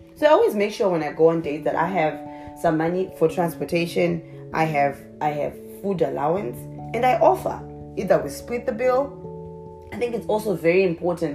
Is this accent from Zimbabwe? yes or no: yes; Zimbabwe; moved away; I'm originally from a small little country in the southern part of Africa called Zimbabwe. So that's where the accent comes from